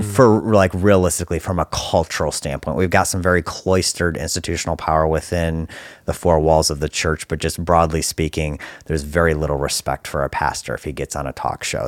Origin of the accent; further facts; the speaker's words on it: Detroit, Michigan, United States; I grew up right here in Detroit